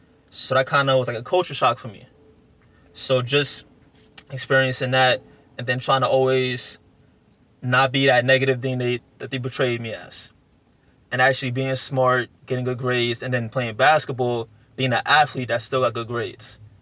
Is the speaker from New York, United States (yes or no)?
yes; New York City, New York, United States; growing up in South Jamaica, baseball isn't that popular.